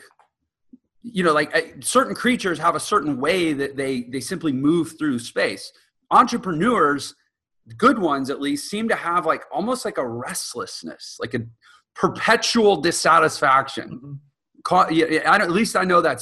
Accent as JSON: {"language": "English", "region": "Texas", "country": "United States", "moved": "yes", "lives_now": "Utah, United States", "said": "I'm from Texas and I live in Utah."}